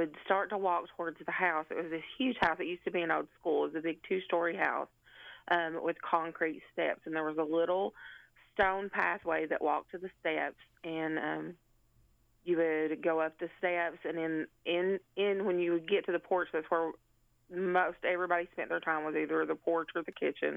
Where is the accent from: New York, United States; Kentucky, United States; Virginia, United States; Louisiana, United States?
Kentucky, United States; Letcher County; now in Cleveland, United States; I currently live in Cleveland, Tennessee, but I was born and raised in Letcher County